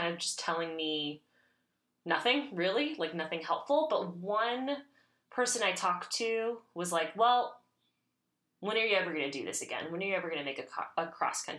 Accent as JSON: {"language": "English", "town": "Miami", "region": "Florida", "country": "United States", "tie": "born or raised there", "also_born_or_lived": "Brooklyn / Oakland", "moved": "yes", "lives_now": "Minneapolis, United States", "said": "I grew up in Miami"}